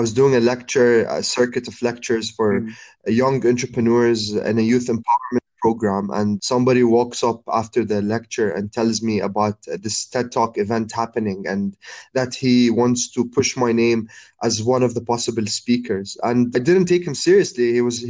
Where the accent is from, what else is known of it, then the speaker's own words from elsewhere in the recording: Abu Dhabi, United Arab Emirates; also born or lived in Jordan / Cairo; Like being a Middle Eastern man and growing up in Abu Dhabi, coming back to Jordan, and living all my life and studying in Cairo. So I spent most of my life in three really Arabic cities